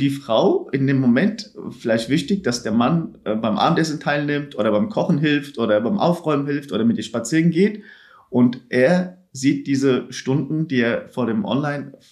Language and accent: German; Turkey; moved away; also ich habe meine ganze Kindheit in der Türkei verbracht, habe mehr mitbekommen, ich komme aus der Türkei